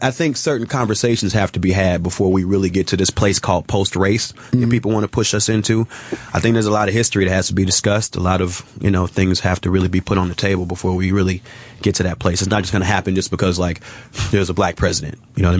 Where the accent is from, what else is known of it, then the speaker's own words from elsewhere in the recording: Chicago, Illinois, United States; I'm from Chicago. It's very segregated. So I have a very strong racial identity as well, just from growing up in that environment.